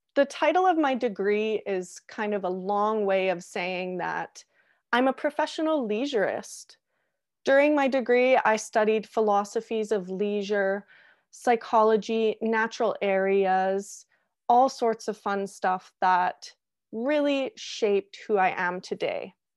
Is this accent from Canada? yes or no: yes; Canada; also born or lived in Australia; as every Canadian does when they wanna travel